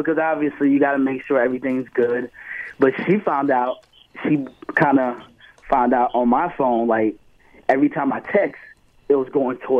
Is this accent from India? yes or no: no; Irvington, United States; I'm from Irvington.